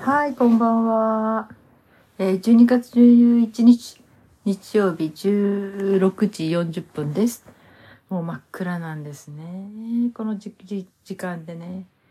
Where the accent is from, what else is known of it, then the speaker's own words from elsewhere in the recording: Hokkaido, Japan; 私の実家はね、北海道の同心を取ってたんですね